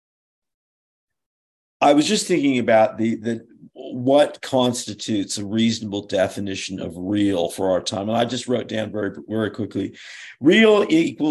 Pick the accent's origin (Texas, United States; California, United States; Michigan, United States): California, United States; Berkeley; I was born in Berkeley, California